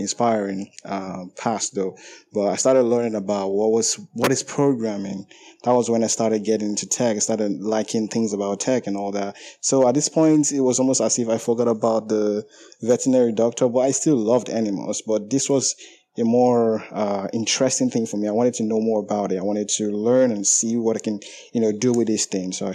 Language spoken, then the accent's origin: English; Nigeria; I'm from Nigeria